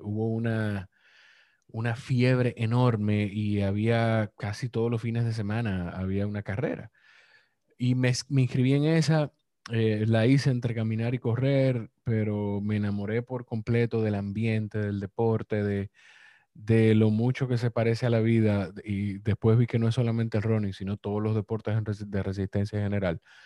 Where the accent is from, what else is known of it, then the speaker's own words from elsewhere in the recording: Dominican Republic; yo soy de República Dominicana